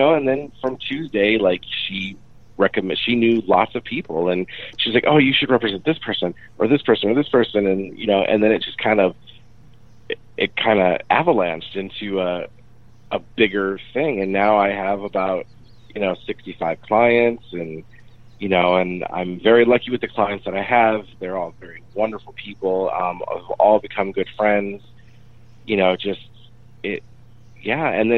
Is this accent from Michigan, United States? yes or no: yes; Michigan, United States; also born or lived in Phoenix; You know, I grew up in Michigan. I went to college in Phoenix, and then I moved to LA to, you know, pursue singing.